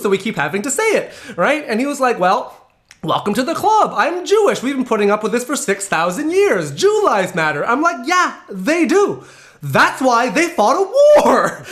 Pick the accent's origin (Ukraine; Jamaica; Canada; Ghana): Canada; I grew up in, in North America. I grew up in Canada.